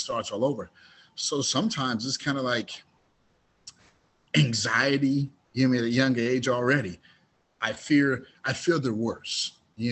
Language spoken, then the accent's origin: English; Dayton, Ohio, United States; originally I was raised in Dayton, Ohio